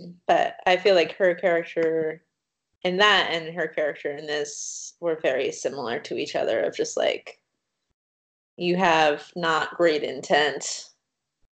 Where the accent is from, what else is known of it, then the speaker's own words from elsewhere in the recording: East Coast, United States; As a person growing up on the East Coast